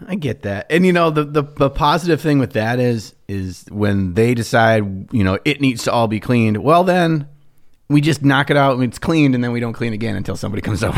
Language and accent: English; Minnesota, United States; we're from Minnesota